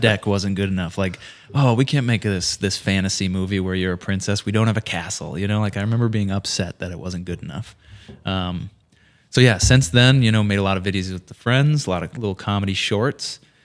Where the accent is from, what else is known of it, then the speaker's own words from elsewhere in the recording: Fergus Falls, Minnesota, United States; moved away as an adult; now in St. Paul, United States; I grew up in Fergus Falls, proud Fergus Fallian